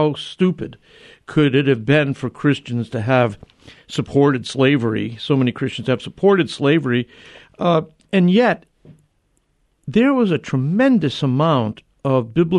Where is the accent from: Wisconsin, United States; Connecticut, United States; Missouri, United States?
Connecticut, United States; New Haven; my hometown of New Haven, Connecticut